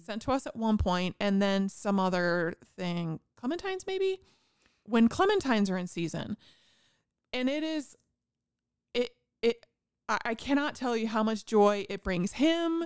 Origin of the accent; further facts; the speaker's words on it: Indiana, United States; I'm from Indiana and we have all kinds of farms